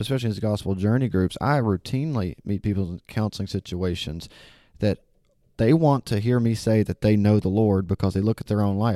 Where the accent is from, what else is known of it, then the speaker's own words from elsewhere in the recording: Alabama, United States; now in Memphis, United States; I'm definitely from Alabama